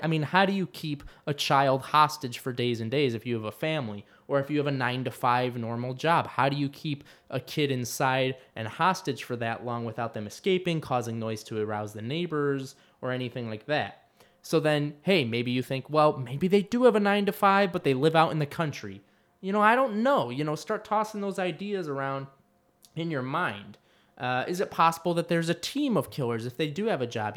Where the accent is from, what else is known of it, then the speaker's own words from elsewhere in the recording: Livonia, Michigan, United States; moved away; I went back to my hometown, Livonia, Michigan